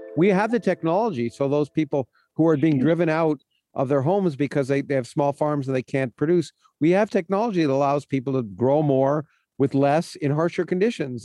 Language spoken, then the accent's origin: English; Canada; now in United States; I, was born in the United States, but I I, I grew up in Canada and then moved to the United States